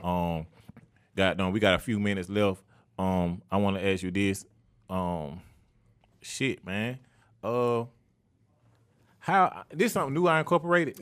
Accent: Atlanta, Georgia, United States; the neighborhood I was born

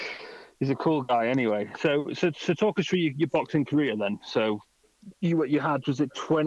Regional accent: Manchester, North West England, United Kingdom; moved away; I'm originally from Manchester myself

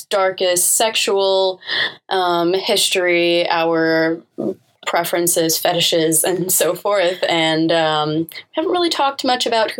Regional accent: New York, United States; also born or lived in Canada; And so B and I both grew up in New York. We've lived in New York our entire lives in a pretty Americanized upbringing. And being, you know, 4 or 5 generations removed from our Indian ancestry

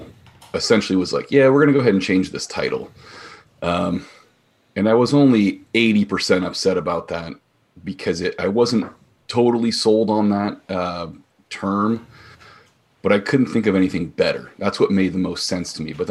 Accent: Bay Area, California, United States; moved away as an adult; now in Central Oregon, United States; I'm from the Bay Area, the heart of Silicon Valley

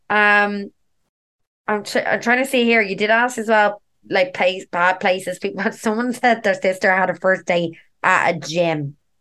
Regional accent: Dublin, Leinster, Ireland; I'm a dub. I'm like basically born and raised in Dublin.

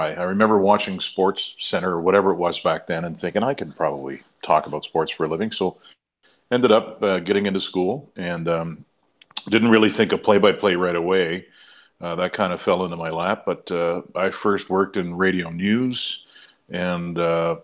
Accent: Trenton, Nova Scotia, Canada; moved away; I'm from Trenton, Nova Scotia, which is a town, I think it was like 3,500 when I was there

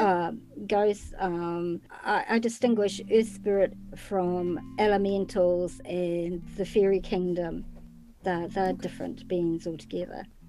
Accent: New Zealand; I'm from New Zealand, which is way down in the South Pacific

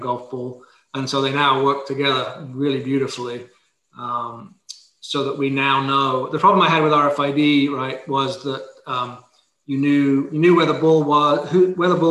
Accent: England, United Kingdom; moved away; I'm from England originally

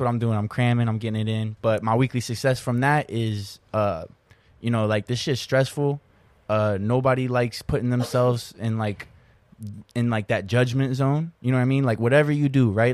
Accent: Florida, United States; I'm still technically in my hometown.

